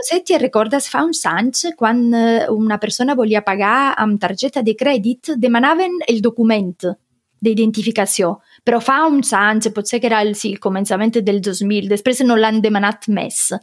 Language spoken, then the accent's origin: Catalan; Sicily, Italy; Catalan is a second language; moved away as an adult; also born or lived in Rome, Italy / Barcelona, Spain; now in Germany; soc de Sicília, però estava vivint a Roma